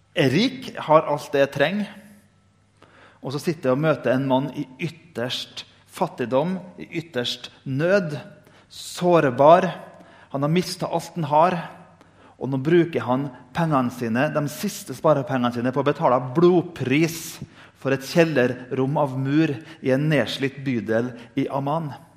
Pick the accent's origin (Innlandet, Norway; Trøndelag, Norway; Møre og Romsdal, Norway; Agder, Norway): Møre og Romsdal, Norway; Indre Nordmøre; Jeg kommer fra Indre Nordmøre, vi er født med dårlig sjøltillit.